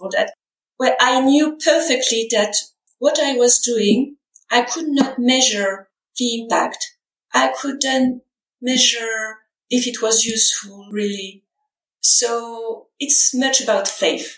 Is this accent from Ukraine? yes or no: no; France; English is a second language